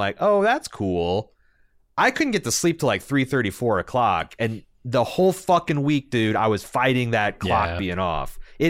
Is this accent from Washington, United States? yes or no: yes; Seattle, Washington, United States; But Eric and Levi had never been to Waffle House because we're from Seattle.